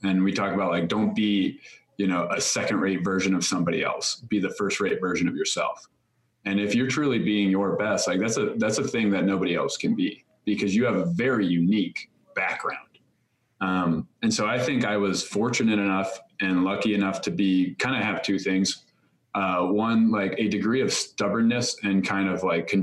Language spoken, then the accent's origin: English; Chicago, Illinois, United States; moved away as an adult; I grew up living in Chicago